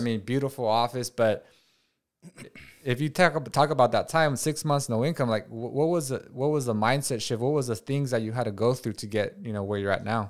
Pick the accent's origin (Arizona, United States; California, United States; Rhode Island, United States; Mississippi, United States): California, United States; Watsonville; moved away; I grew up in Watsonville, where it's like ninety five percent Hispanic